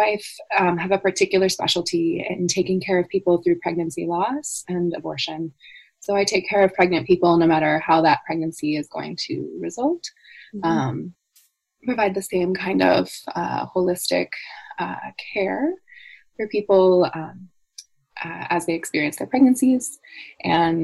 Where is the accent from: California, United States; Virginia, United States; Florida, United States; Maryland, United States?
California, United States; moved away; I was born and raised in California in the United States, and I now live quite far from there